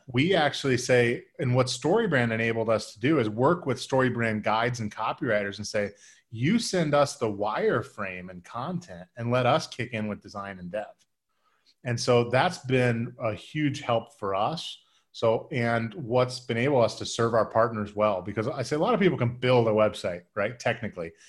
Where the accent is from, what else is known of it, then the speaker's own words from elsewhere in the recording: Midwest, United States; I'm from, I'm from the Midwest